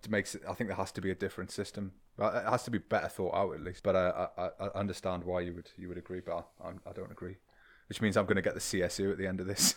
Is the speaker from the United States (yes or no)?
no; the Northeast, North East England, United Kingdom; I come from the Northeast, the de, the deindustrialized the Northeast